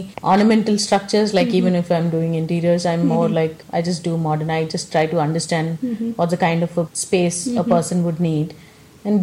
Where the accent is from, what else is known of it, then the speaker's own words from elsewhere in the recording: South India, India; I come from South India